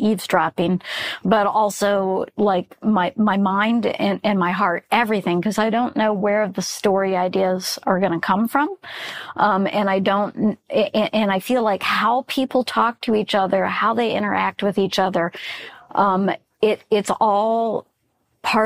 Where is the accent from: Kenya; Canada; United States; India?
United States; Florida; I grew up in Florida